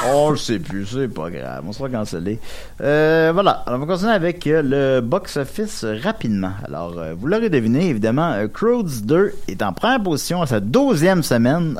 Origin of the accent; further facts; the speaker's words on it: Quebec City, Quebec, Canada; je viens de Québec